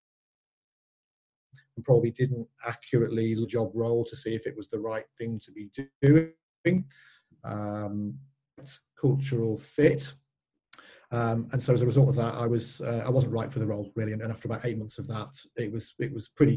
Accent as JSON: {"language": "English", "town": "Skelmersdale", "region": "North West England", "country": "United Kingdom", "tie": "born or raised there", "said": "I actually returned home to my hometown of Skelmersdale in Lancashire"}